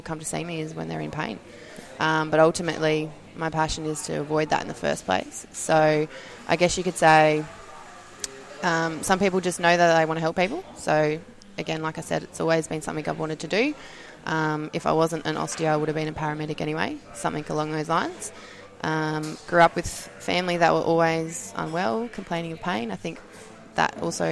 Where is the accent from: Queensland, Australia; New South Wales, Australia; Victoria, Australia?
Victoria, Australia; Mildura; also born or lived in Melbourne; I was born and I grew up in Mildura, just a country girl